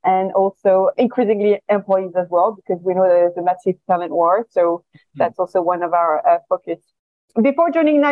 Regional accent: France; accent: French; moved away as an adult; also born or lived in China; now in Singapore; my accent is French.

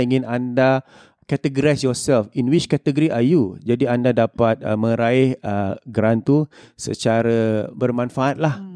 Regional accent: Singapore; kita sebagai rakyat Singapura

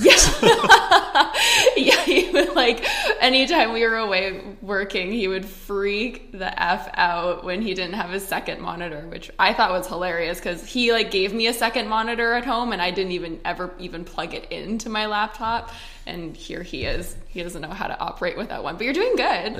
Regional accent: Canada; moved away as an adult; also born or lived in Edmonton, Alberta; now in Scottsdale, United States; I'm Canadian.

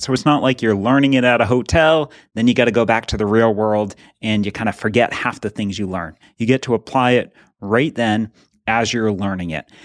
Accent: New England, United States; we grew up in New England

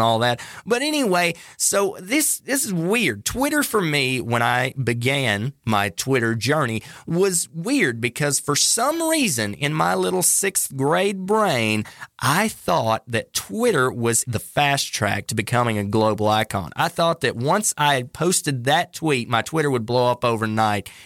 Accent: North Carolina, United States; North Carolina, my home state

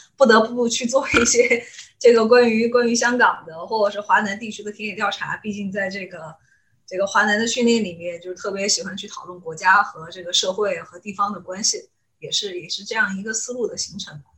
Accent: Mianyang, Sichuan, China; 因为我是绵阳人嘛

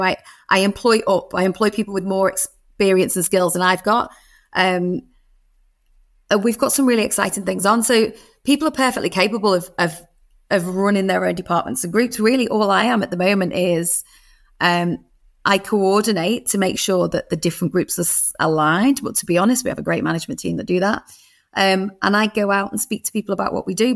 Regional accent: Birkenhead, North West England, United Kingdom; I was a, a little girl growing up in Birkenhead

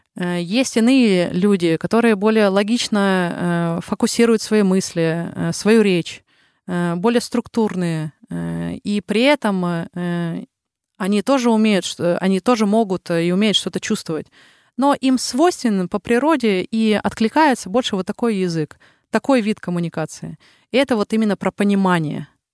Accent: Yekaterinburg, Sverdlovsk Oblast, Russia; accent: Ural; moved away as an adult; also born or lived in Saint Petersburg, Russia; now in Helsinki, Finland; я родом э, с Урала, и 11 лет э, жила как … из Екатеринбурга меня называли

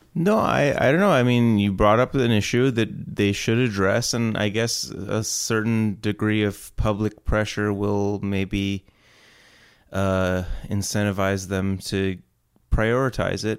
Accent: Houston, Texas, United States; I was born in Houston, Texas.

